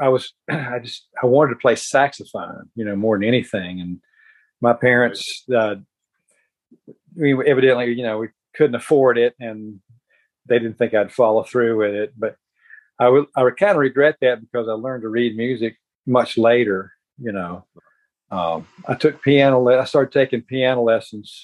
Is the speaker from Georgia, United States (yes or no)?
no; Statesville, North Carolina, United States; I grew up in Statesville, North Carolina